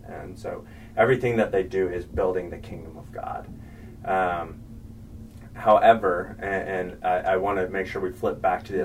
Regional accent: Oklahoma, United States; also born or lived in the Carolinas; I grew up in Oklahoma

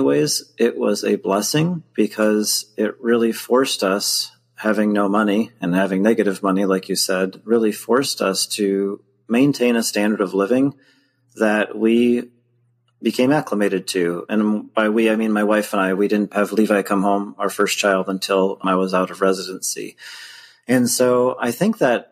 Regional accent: West Michigan, United States; I grew up here in Michigan in the United States and been here pretty much my whole life on both sides of the state

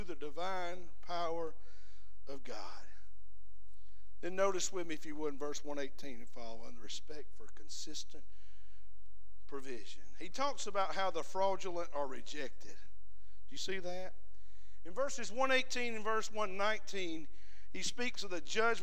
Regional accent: the South, United States; We're from the South

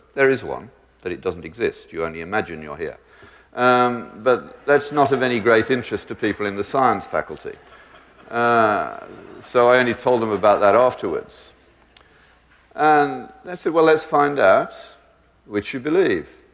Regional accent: Birmingham, West Midlands, United Kingdom; I grew up in the British equivalent of Detroit, but in my school education, we never needed locks, even in the roughest areas of Birmingham

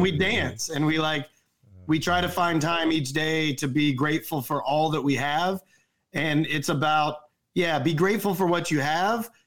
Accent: North Carolina, United States; moved away as an adult; I'm from North Carolina

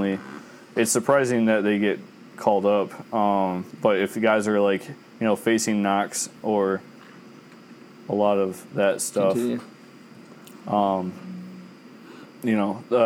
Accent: United States; As an American who loves soccer

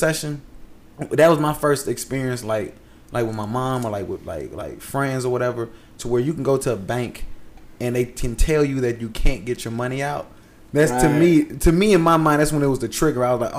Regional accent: Vermont, United States; What do you want? I'm from Vermont. I'm from Vermont.

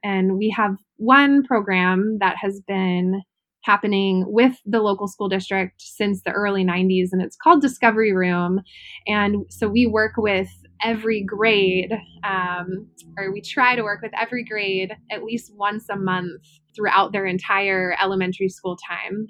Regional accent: Ohio, United States; moved away; I'm originally from Ohio.

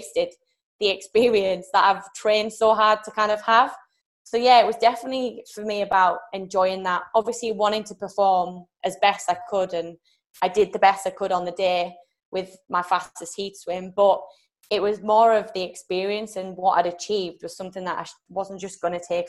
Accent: United Kingdom; I'm from Great Britain

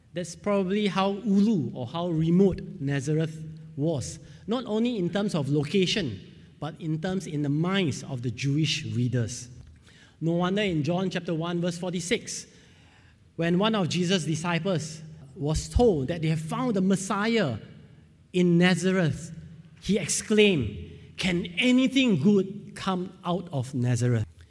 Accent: Singapore; I'm from Singapore

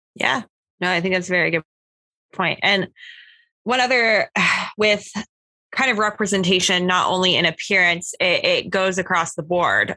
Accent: Oklahoma, United States; now in Florida, United States; grew up in Oklahoma, um, where there is many reservations in Oklahoma.

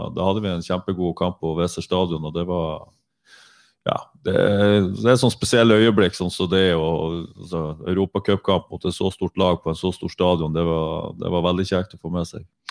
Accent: Northern Norway, Norway; moved away; also born or lived in Bryne; Jeg er nordlending

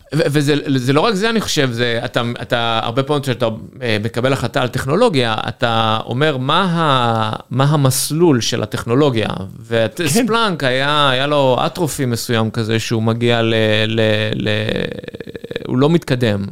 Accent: Ashdod, Southern District, Israel; moved away as an adult; גדלתי באשדוד.

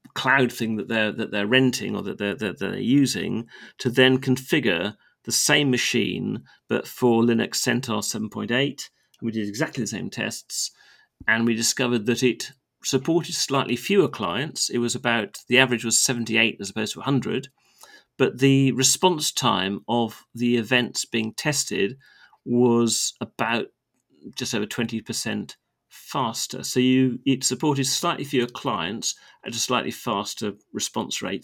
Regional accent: United Kingdom; as a Brit when we live on a very small island off the northwestern shore of Europe

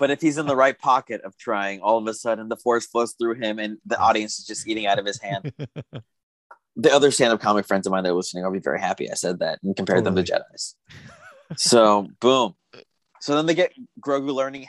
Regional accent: United States; As an American

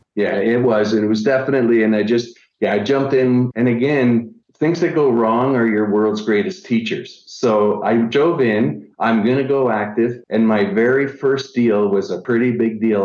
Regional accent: Niagara Falls, Ontario, Canada; I'm originally from Niagara Falls, Canada

